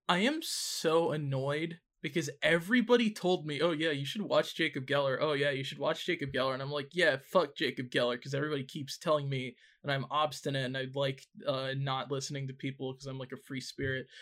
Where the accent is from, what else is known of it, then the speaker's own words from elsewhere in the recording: Canada; as a Canadian